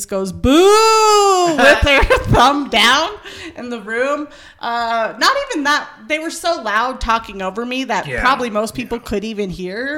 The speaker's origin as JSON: {"language": "English", "region": "Colorado", "country": "United States", "said": "we're from Colorado"}